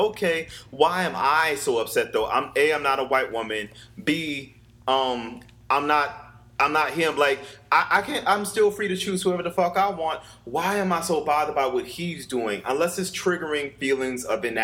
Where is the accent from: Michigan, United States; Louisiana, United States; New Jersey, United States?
Louisiana, United States; New Orleans; growing up in New Orleans